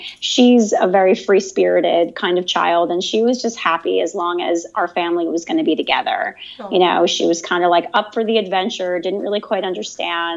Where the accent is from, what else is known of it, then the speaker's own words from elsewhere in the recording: Howell, New Jersey, United States; moved away as an adult; now in Barcelona, Spain; I'm originally from New Jersey, a place called the Jersey Shore. More specifically, the town is Howell